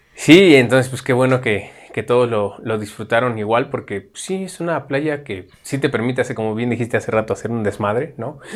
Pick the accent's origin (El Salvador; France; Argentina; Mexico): Mexico; esta característica que nos define como mexicanos